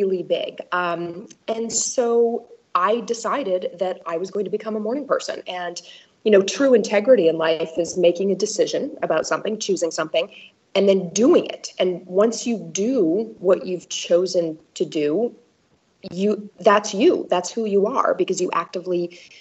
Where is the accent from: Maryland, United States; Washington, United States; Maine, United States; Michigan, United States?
Maine, United States; also born or lived in East Coast / West Coast; now in Milwaukee, United States; I grew up in Maine, and I've lived really all over the country, East Coast, West Coast, East Coast, and now in the Midwest